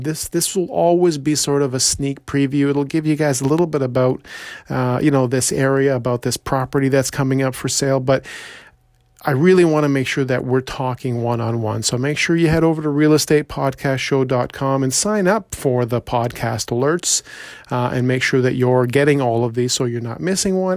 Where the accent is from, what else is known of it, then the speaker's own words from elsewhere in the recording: Toronto, Ontario, Canada; I was born and raised in Scarborough